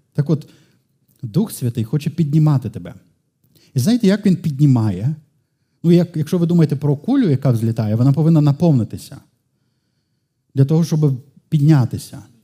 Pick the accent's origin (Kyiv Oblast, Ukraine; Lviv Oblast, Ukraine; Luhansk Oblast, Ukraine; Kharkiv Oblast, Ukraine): Lviv Oblast, Ukraine; Lviv; сам львів'янин